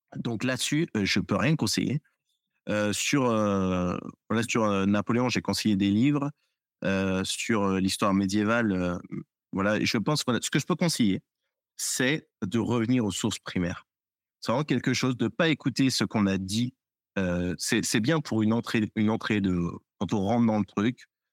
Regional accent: France; en tant que Français, en tant qu'historien

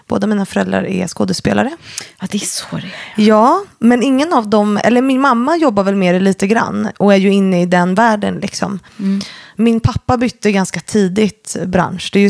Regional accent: Stockholm, Stockholm County, Sweden; Born and raised i Stockholm, eh, söder om stan, mm. i Enskede och mm. Kärrtorp faktiskt.

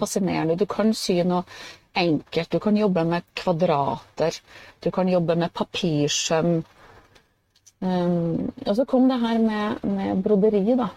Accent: Steinkjer, Trøndelag, Norway; Jeg er jo fra Steinkjer, som ligger litt nord for Trondheim.

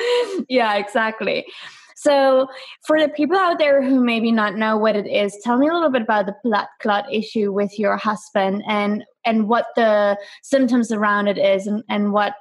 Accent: Germany; I'm from Germany

